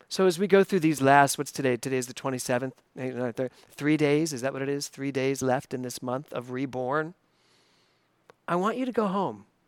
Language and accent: English; Philadelphia, Pennsylvania, United States; moved away as an adult; now in New York City, United States; I grew up in Tacony in Philadelphia